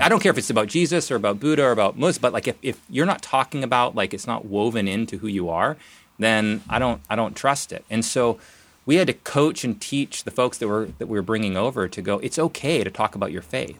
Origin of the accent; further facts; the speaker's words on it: Nelson, British Columbia, Canada; moved away as an adult; also born or lived in Calgary; now in Portland, United States; I grew up in Nelson, B C, so I'm a Canadian, even though I'm down here in Portland.